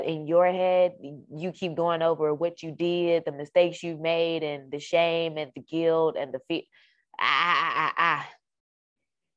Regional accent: Dallas, Texas, United States; moved away as an adult; also born or lived in Carrollton, Texas; I moved to Carrollton, which is about 45 minutes, 45, 50 minutes away from my hometown, which is in Dallas

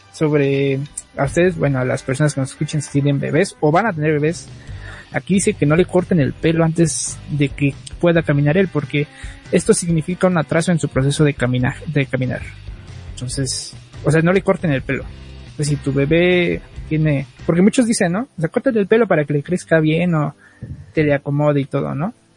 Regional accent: Mexico; como buen mexicano

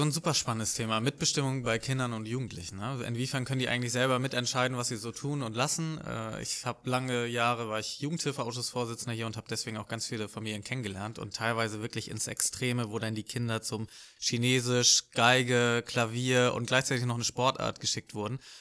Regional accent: Lübeck, Schleswig-Holstein, Germany; also born or lived in Hamburg; ich bin in Lübeck aufgewachsen

